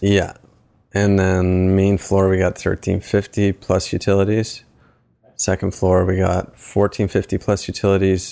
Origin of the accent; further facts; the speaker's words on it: East Coast, Canada; moved away as an adult; also born or lived in Waterloo / Toronto; now in Hamilton, Canada; I'm from the East Coast. I moved up here to do my M B A at Laurier